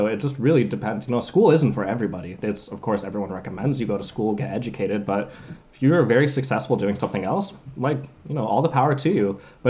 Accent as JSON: {"language": "English", "region": "southern California", "country": "United States", "tie": "born or raised there", "moved": "as an adult", "lives_now": "Denmark", "said": "I grew up in the very, very southern part of California."}